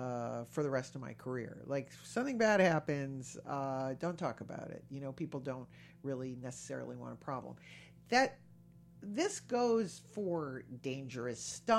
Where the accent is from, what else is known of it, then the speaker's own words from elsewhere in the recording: East Coast, United States; I'm from the East Coast. Yeah. I was in New York.